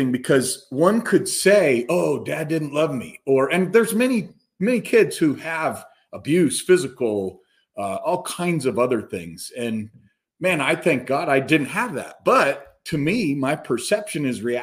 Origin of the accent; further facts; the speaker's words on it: Castle Rock, Colorado, United States; also born or lived in Madison, Wisconsin; I grew up in Colorado in Castle Rock is where we ended up, Douglas County High School